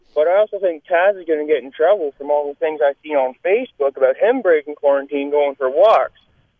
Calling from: Listowel, Ontario, Canada; I'm calling from Listowel, just on my way to work.

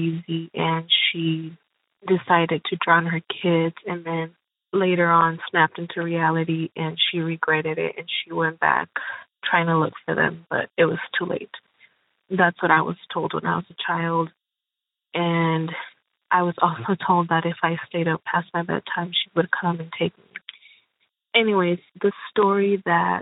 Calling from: Highland, California, United States; I am calling from Highlands, California

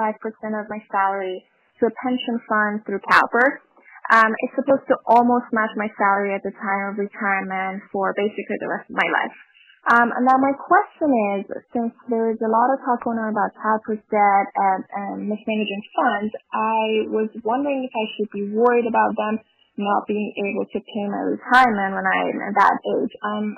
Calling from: Orange County, California, United States; I'm calling from Orange County.

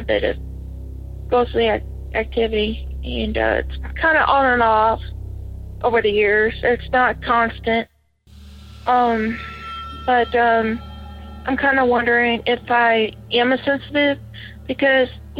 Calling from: Batesville, Arkansas, United States; I'm calling from Batesville, Arkansas.

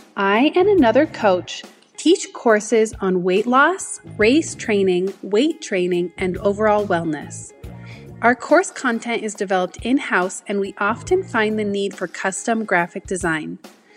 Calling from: Cedar Hills, Utah, United States; I am from Cedar Hills, Utah.

